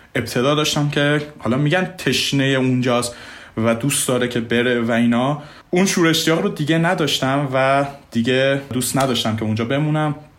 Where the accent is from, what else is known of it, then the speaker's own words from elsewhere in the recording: Mashhad, Razavi Khorasan, Iran; moved away as an adult; also born or lived in Hungary / Italy / Austria; ما ایرانی ها